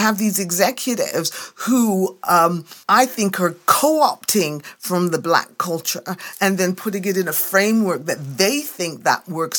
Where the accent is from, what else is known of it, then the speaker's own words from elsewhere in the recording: England, United Kingdom; now in Canada; you know, I came to Canada from England in 1973.